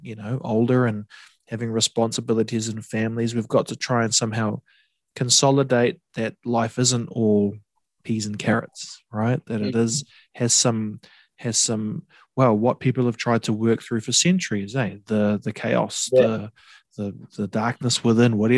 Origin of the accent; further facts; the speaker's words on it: Coromandel, Waikato, New Zealand; I grew up in the Coromandel